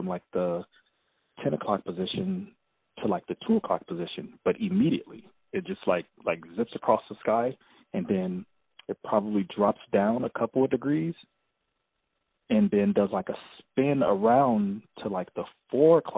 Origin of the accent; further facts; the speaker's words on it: Los Angeles, California, United States; I'm from the Los Angeles area of California